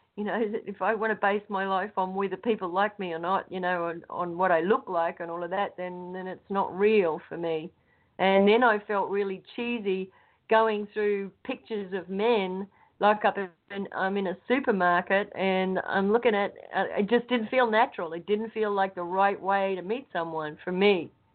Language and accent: English; Australia; moved away as an adult; now in United States; I'm Australian, obviously, um, with American citizenship. I came over here because I met somebody and I married them